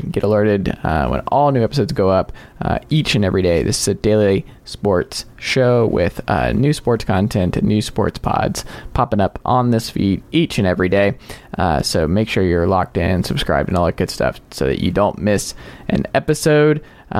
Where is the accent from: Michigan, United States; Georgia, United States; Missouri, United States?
Georgia, United States; Gwinnett County; also born or lived in Tennessee; We grew up in Georgia, Gwinnett County.